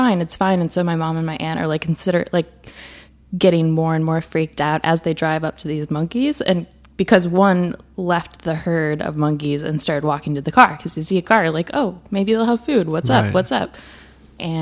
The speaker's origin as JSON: {"language": "English", "region": "Wisconsin", "country": "United States", "tie": "born or raised there", "also_born_or_lived": "South Africa / Botswana", "moved": "yes", "lives_now": "Brooklyn, United States", "said": "I grew up in Wisconsin"}